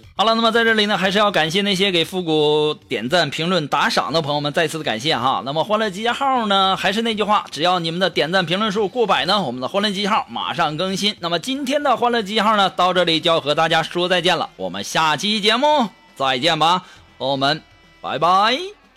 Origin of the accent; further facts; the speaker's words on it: China; 我们中国人